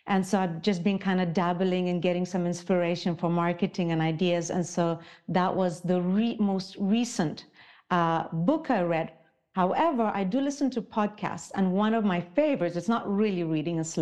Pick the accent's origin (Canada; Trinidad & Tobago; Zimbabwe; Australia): Zimbabwe; also born or lived in Ukraine; now in Switzerland; I was born in Ukraine, grew up in Africa, in Zimbabwe, and now I live in Switzerland